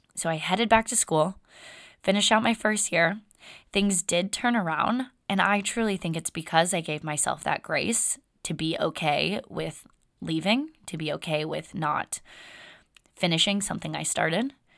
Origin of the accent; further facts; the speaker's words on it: Windermere, Florida, United States; moved away; I grew up in Florida. And first eighteen years of my life, I lived in a small town called Windermere outside of Orlando, Florida.